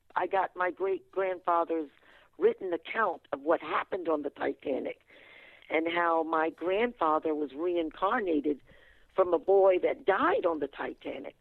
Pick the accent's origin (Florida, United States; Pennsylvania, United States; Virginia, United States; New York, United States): Virginia, United States; Fredericksburg; I was born and raised in Fredericksburg, Virginia.